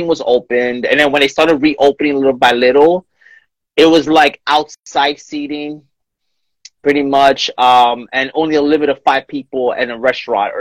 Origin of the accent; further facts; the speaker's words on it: New York, United States; moved away; I'm originally from New York